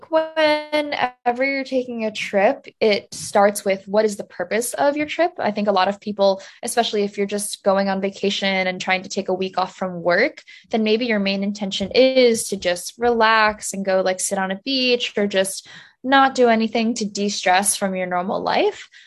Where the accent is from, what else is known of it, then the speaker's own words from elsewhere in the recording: New Jersey, United States; I grew up in New Jersey